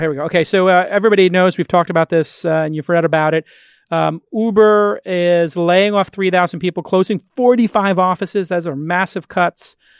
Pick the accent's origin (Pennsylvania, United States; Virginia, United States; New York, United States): New York, United States; I was grew up in the restaurant business and I'm from New York